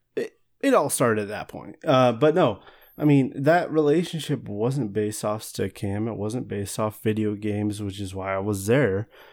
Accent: Walla Walla, Washington, United States; I grew up in Walla Walla

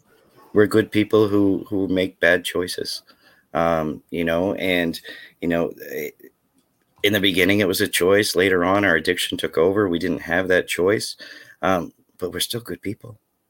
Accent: Maine, United States; as I said, I grew up in Northern Maine. That's where my addiction was rampant, and there was no help for me.

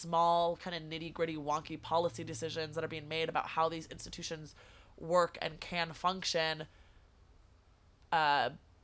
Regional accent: California, United States; as a woman, as a Californian

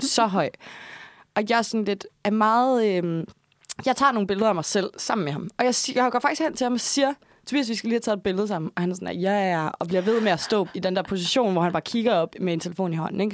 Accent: Odder, Central Denmark Region, Denmark; moved away; jeg er fra Odsad

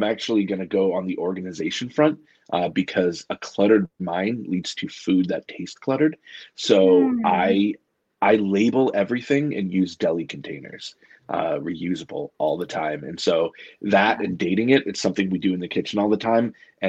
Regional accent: Canada; I'm French Canadian, and my grandmother had this recipe called gâton

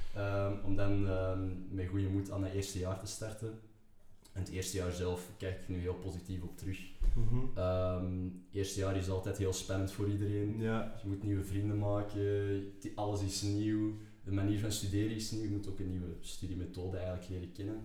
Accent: Antwerp, Flanders, Belgium; geboren en getogen in Antwerpen

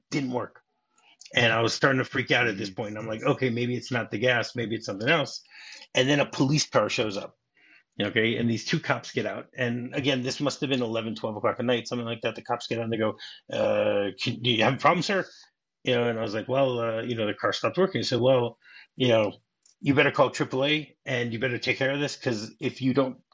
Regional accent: Detroit, Michigan, United States; I grew up in Detroit. Okay, or the suburbs of Detroit.

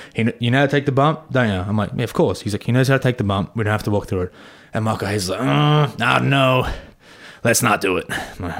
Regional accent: Melbourne, Victoria, Australia; I was like, I'm from Melbourne, whatever.

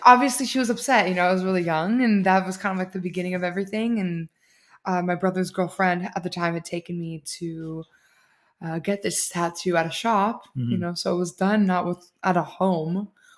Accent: Laguna Hills, California, United States; I was born in Laguna Hills. Born and raised.

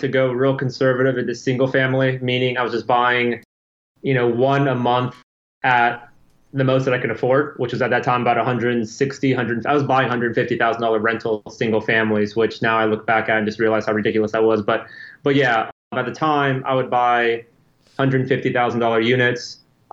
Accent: Chapel Hill, North Carolina, United States; now in Wilmington, United States; I am originally from Chapel Hill, North Carolina, which is about 2 hours from Wilmington.

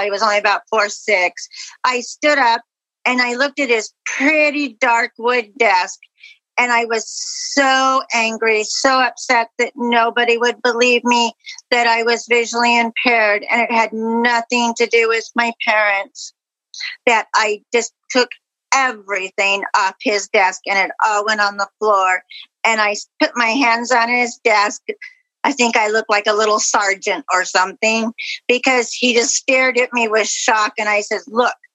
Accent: Caldwell, Idaho, United States; I'm from Caldwell, Idaho.

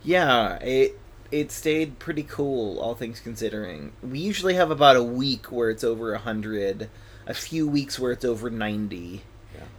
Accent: West Michigan, United States; now in Oregon, United States; I'm originally from West Michigan

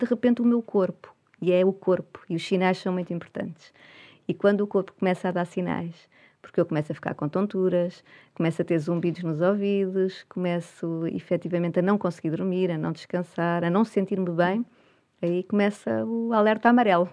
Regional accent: Portugal; sendo portuguesa

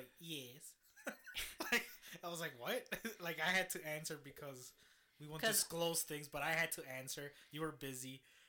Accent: Chicago, Illinois, United States; I'm from Chicago.

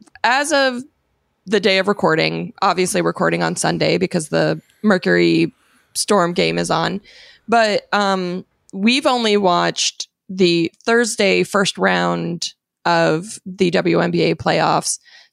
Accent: Phoenix, Arizona, United States; but I'm from Phoenix.

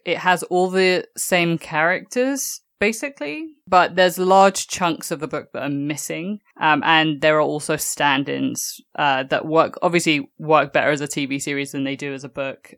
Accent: England, United Kingdom; moved away; growing up in England

